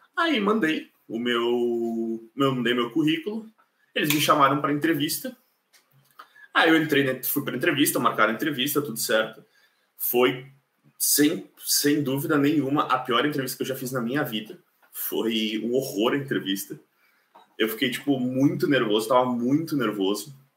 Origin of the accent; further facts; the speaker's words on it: Caxias do Sul, Rio Grande do Sul, Brazil; moved away as an adult; now in Ireland; eu sou de Caxias do Sul, na Serra Gaúcha. Eu moro na Irlanda já fazem dois anos e meio